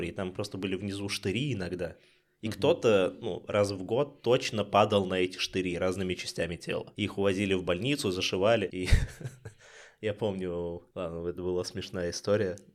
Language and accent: Russian; Ulyanovsk, Ulyanovsk Oblast, Russia; э, в Ульяновске, и это был жесткий город 90 у нас был весь город захвачен ОПГ.